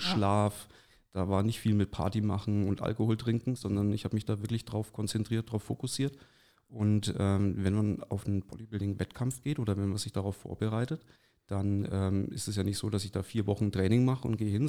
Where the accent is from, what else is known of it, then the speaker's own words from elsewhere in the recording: Neustadt an der Aisch, Bavaria, Germany; moved away as an adult; now in Forchheim, Germany; ich bin, wie gesagt, in Neustadt an der Aisch äh, geboren und aufgewachsen